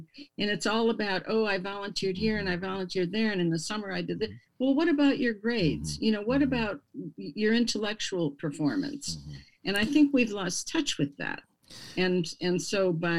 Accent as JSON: {"language": "English", "town": "Milwaukee", "region": "Wisconsin", "country": "United States", "tie": "born or raised there", "said": "I grew up in Milwaukee"}